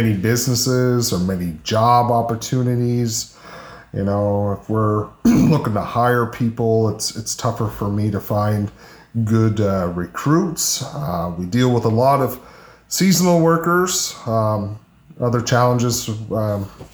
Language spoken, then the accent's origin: English; Cape Breton, Nova Scotia, Canada; also born or lived in Charlottetown, Prince Edward Island / western Prince Edward Island; now in Prince Edward Island, Canada; I'm originally from Cape Breton